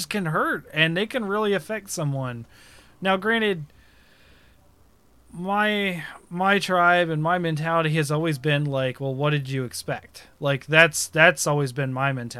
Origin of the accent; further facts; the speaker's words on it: Ohio, United States; I am from the Shawnee tribe here in Ohio. And granted, I'm a mix, obviously. But, like, I grew up in the tribe.